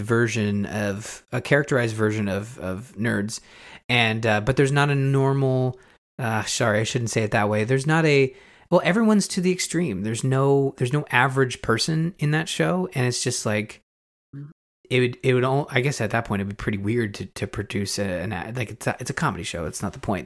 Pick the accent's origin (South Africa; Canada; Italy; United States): Canada; I'm Canadian. Uh, I live through winter every year